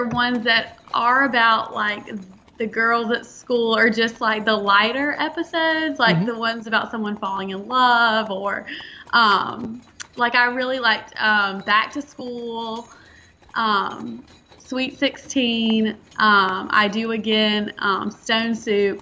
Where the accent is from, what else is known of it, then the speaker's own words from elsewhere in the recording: Rock Hill, South Carolina, United States; I'm from Rock Hill, South Carolina, which is about 20 miles outside of Charlotte.